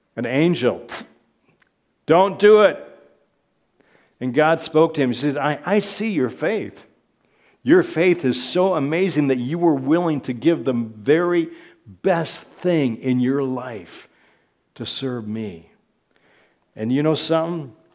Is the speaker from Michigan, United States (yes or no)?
yes; Michigan, United States; moved away as an adult; now in Prague, Czech Republic; I grew up in Michigan, she grew up in Ohio, and, uh, we, we worked most of our adult lives in the States